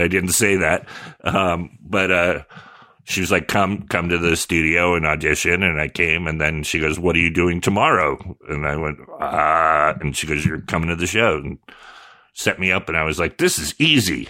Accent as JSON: {"language": "English", "town": "Sonoma", "region": "California", "country": "United States", "tie": "born or raised there", "also_born_or_lived": "San Jose", "said": "by then I'd been there since fourth grade. I moved to Sonoma from San Jose"}